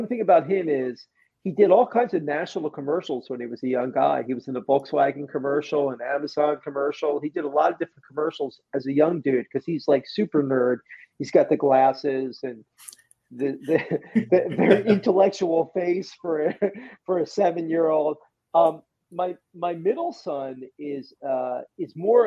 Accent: New Jersey, United States; I'm from South Jersey, so like we're not big into that kind of stuff

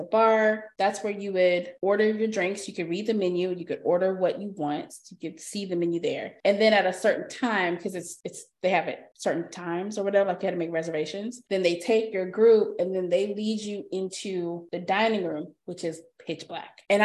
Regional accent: Texas, United States; we're from Texas

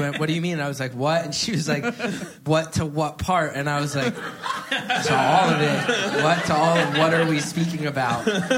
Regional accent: West Orange, New Jersey, United States; I grew up in West Orange.

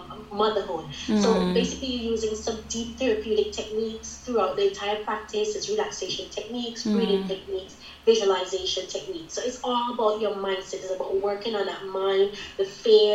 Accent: St. Vincent & Grenadines; now in United Kingdom; I am from the Caribbean island of St. Vincent and the Grenadines originally

